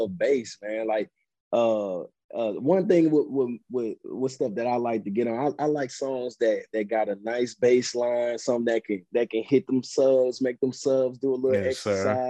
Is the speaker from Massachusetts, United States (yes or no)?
no; East St. Louis, Illinois, United States; I'm from East St. Louis. I'm actually from Illinois